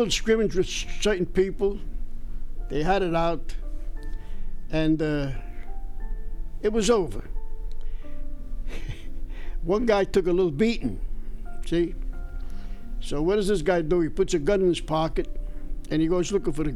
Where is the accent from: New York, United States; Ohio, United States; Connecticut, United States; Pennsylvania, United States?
New York, United States; New York City; moved away as an adult; I was born in East Harlem